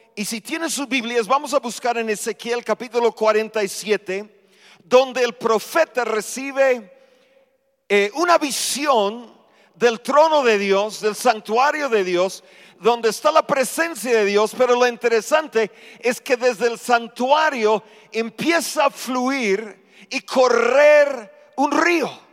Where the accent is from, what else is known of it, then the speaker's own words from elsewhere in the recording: United States; Spanish is a second language; moved away as an adult; now in Mexico; Ya llevamos más de 44 años aquí en México. Ya me siento más mexicano que gringo.